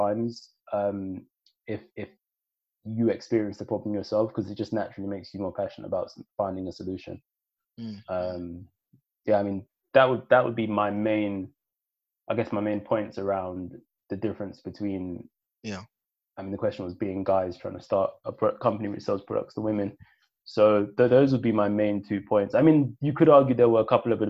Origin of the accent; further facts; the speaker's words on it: London, United Kingdom; also born or lived in Sierra Leone; growing up in East London, being born in Sierra Leone